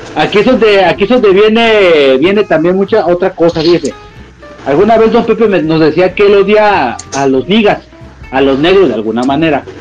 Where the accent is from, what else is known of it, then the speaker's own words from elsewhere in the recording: Mexico; nosotros somos mexicanos